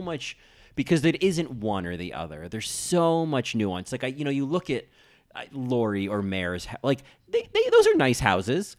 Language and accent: English; New Jersey, United States; now in New York, United States; I grew up in New Jersey